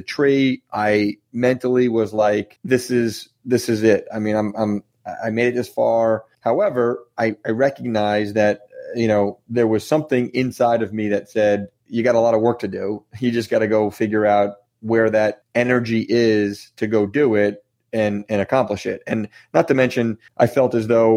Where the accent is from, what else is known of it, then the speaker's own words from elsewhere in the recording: New Jersey, United States; I'm from New Jersey